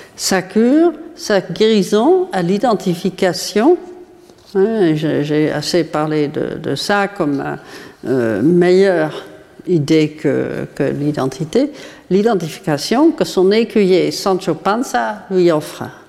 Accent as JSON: {"language": "French", "country": "Netherlands", "said": "Aux Pays-Bas, qui est mon pays d'origine"}